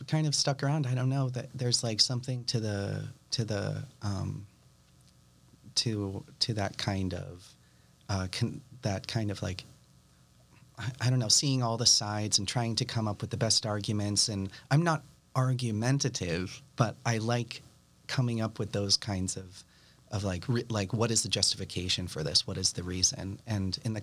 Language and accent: English; Nashua, New Hampshire, United States; moved away as an adult; also born or lived in Boston, Massachusetts; now in Malden, United States; We grew up in Nashua.